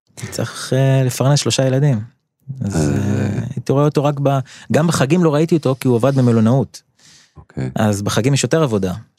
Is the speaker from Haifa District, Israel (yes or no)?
yes; Or Akiva, Haifa District, Israel; אור עקיבא נחשבה למקום קשוח שאני גדלתי בו, בשנות ה-80.